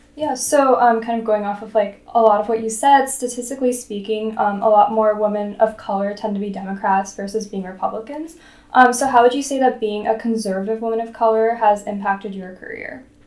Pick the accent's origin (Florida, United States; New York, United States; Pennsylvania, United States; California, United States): California, United States; the Bay Area; I'm from the Bay Area